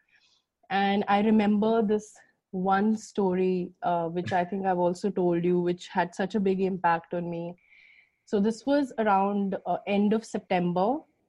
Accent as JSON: {"language": "English", "country": "India", "said": "I'm Indian"}